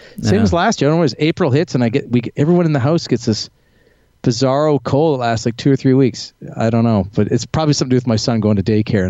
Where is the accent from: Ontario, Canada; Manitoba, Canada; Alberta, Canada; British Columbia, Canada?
Ontario, Canada; Toronto; also born or lived in Bermuda; now in Estonia; Yeah, I'm Canadian. I've basically been living and performing abroad for the last 15 years. And for most of that, I was in Bermuda for about 12 years at a house gig there at a bar.